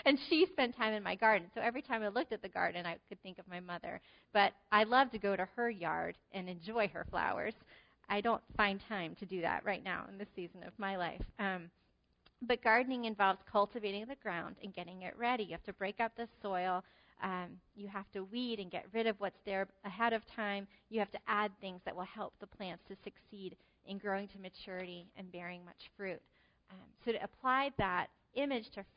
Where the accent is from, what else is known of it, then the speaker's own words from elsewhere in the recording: New Jersey, United States; moved away; I'm from New Jersey